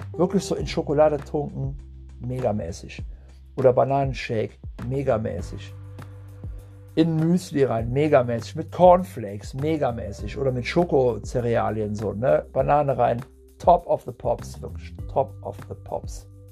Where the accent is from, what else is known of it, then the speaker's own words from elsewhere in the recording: Puebla, Mexico; moved away; ich bin aus Puebla